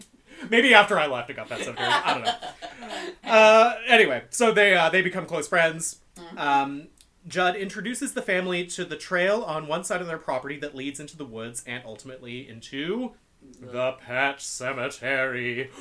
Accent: East Coast, United States; I mean, I'm from the East Coast, so I know exactly what kind of road it looks like

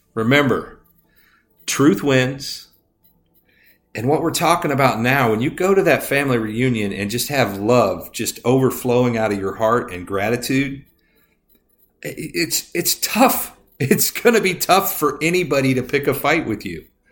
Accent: Indiana, United States; I grew up in Indiana

